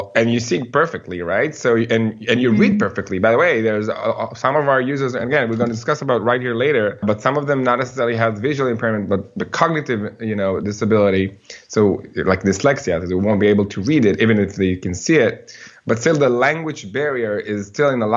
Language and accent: English; Ra'anana, Central District, Israel; I grew up here in Israel in a city called Ra'anana.